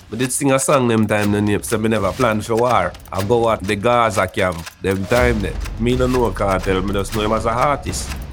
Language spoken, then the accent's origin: English; Bellevue, Portland, Jamaica; No, Bellevue is a is a tranquil little community, you know. And when most people hear about Bellevue, some of them think uh, at the Bellevue at Kingston